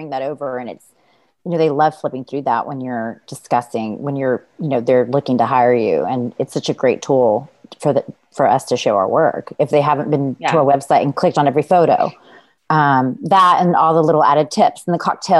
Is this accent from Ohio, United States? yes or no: no; Laredo, Texas, United States; I'm from Laredo, Texas.